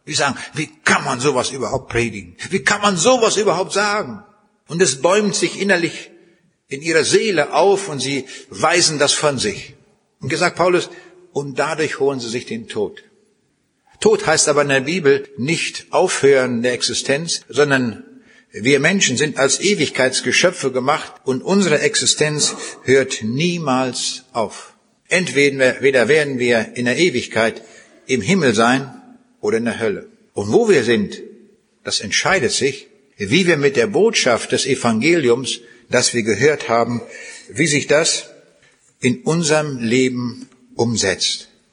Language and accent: German; Braunschweig, Lower Saxony, Germany; Bei uns in Braunschweig